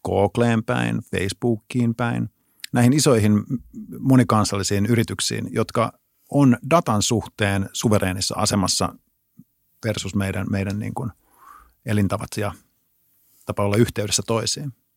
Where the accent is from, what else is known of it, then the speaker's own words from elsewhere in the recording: Pirkkala, Pirkanmaa, Finland; mä, mä tuun Pirkkalasta